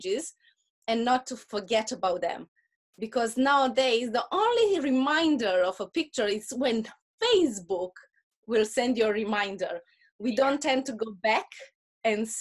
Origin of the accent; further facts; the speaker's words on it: Romania; accent: Russian accent; English is a second language; moved away as an adult; after we moved from Romania